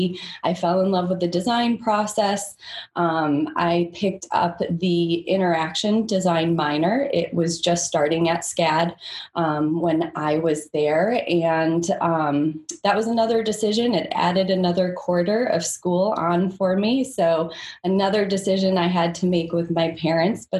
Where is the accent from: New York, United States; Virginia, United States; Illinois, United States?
New York, United States; Buffalo; moved away as an adult; also born or lived in Minneapolis / Savannah, Georgia; I grew up in Buffalo